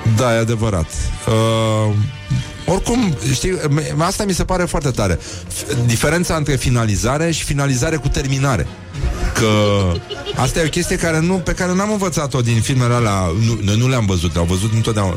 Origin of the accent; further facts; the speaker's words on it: Romania; eu sunt român, sunt creștin